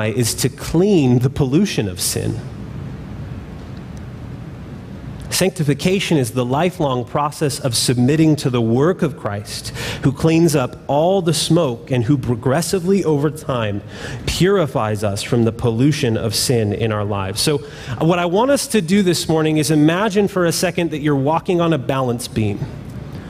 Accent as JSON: {"language": "English", "region": "California", "country": "United States", "tie": "born or raised there", "said": "When I was young, I grew up in California"}